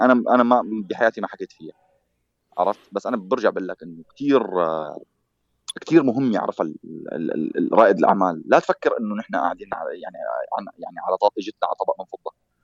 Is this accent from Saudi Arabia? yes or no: no; Syria; moved away as an adult; انا يوم اللي طلعت من سوريا